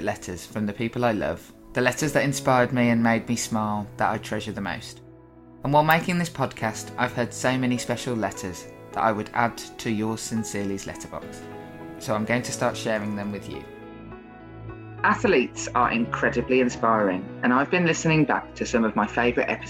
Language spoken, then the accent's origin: English; Birmingham, West Midlands, United Kingdom; I'm from Birmingham.